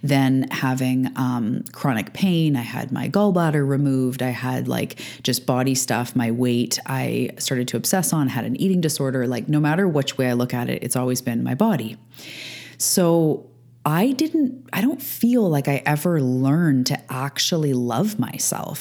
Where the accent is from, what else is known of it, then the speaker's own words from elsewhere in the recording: Canada; also born or lived in Vancouver Island, British Columbia; I'm a Canadian living on the west coast of Canada on Vancouver Island.